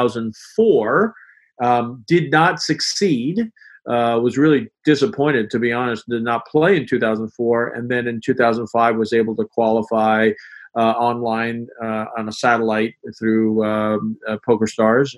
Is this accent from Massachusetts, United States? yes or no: no; New York, United States; moved away as an adult; now in Boston, United States; I grew up in New York and came up here for college and basically have never left